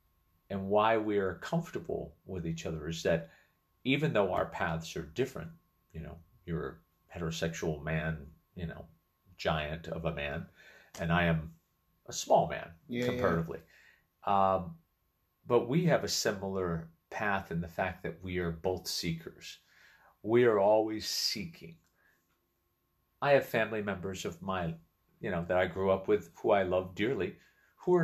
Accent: Massachusetts, United States; moved away as an adult; also born or lived in Connecticut; growing up in Massachusetts.

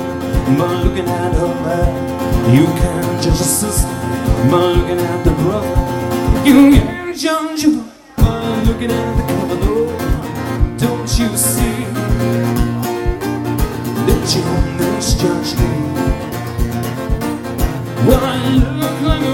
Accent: Hampshire, South East England, United Kingdom; also born or lived in Portsmouth; I'm from Hampshire. I was born in Portsmouth, where there's a lot of boats. I got a lot of family there, but I grew up, yes! But I grew up pretty much in the countryside.

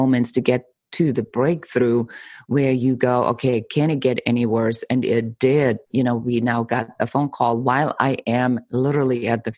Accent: Germany; moved away; I'm originally from Germany

